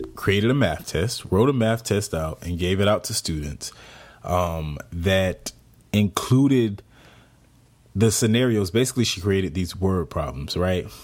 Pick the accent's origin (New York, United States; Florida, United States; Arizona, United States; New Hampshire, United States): Florida, United States; Jacksonville; moved away; I'm from Jacksonville, Florida